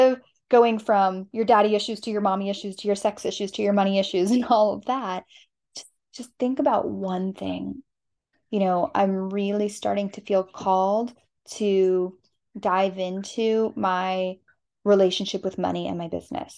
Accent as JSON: {"language": "English", "region": "Southwest", "country": "United States", "said": "I'm from the Southwest"}